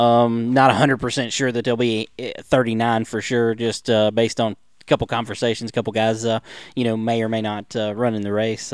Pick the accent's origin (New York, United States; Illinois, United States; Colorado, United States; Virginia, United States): Virginia, United States; I'm from Virginia.